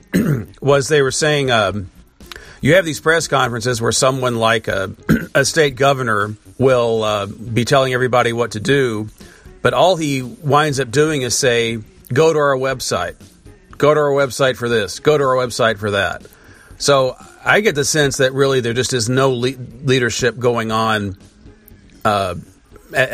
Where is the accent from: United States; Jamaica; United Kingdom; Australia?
United States; as an American